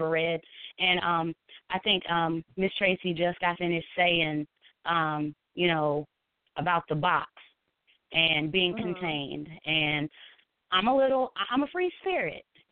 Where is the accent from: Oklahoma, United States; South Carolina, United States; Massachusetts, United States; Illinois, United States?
South Carolina, United States; I am a mom to 4. I'm from South Carolina